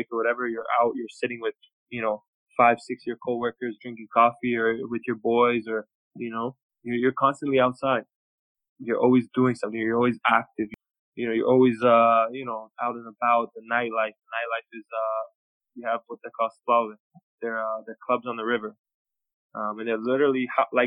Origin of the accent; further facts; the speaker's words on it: Toronto, Ontario, Canada; also born or lived in Belgrade, Serbia / United States; I grew up in Toronto